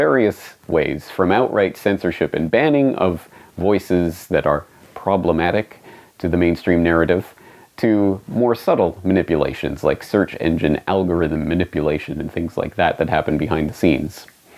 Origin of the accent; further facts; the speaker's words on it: Canada; now in Japan; You see, I am Canadian, I was born and raised in Canada, but I don't live in Canada. I live here, in Japan.